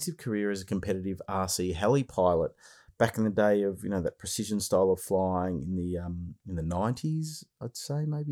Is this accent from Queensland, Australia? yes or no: no; Melbourne, Victoria, Australia; Melbourne, Australia, so my hometown.